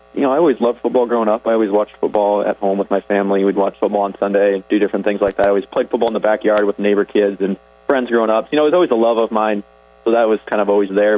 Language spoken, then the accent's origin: English; Orange City, Iowa, United States; I grew up in Orange City, so I was right in the neighborhood.